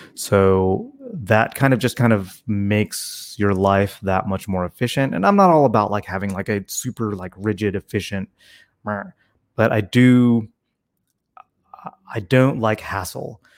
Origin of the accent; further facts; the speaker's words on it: Tennessee, United States; growing up in Tennessee